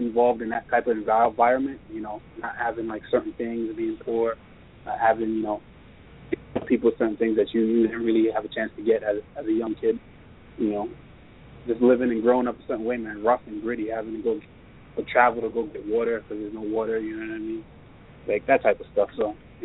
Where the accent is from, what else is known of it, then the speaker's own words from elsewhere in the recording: Jamaica; moved away; growing up in Jamaica, I didn't really have a dad.